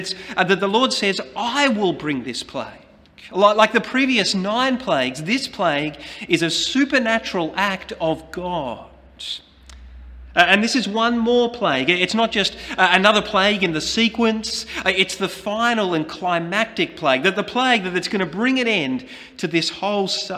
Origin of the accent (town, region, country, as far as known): Australia